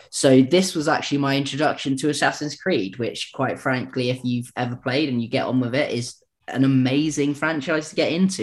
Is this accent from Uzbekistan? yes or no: no; United Kingdom; being British